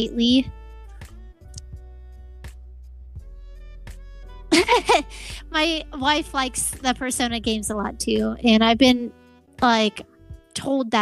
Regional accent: Portland, Oregon, United States; I'm from Portland, Oregon

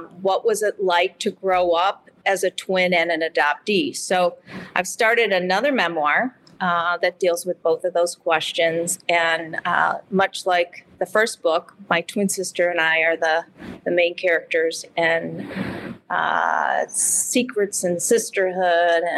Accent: Midwest, United States; accent: Midwest; also born or lived in Michigan City, Indiana / Chicago; my Midwest accent

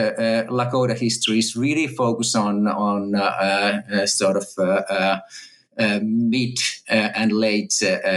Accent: Finland; moved away as an adult; also born or lived in Texas, United States / California, United States; now in Oxford, United Kingdom; I'm a native Finn, and I grew up in Finland

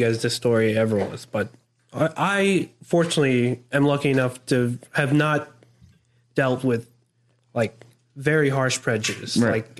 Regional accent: Philippines; now in United States; Like growing up in the Philippines

